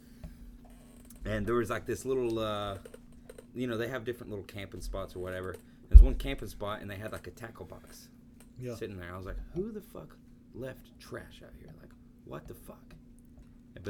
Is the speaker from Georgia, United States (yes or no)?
yes; Georgia, United States; I grew up close to National Forest in Georgia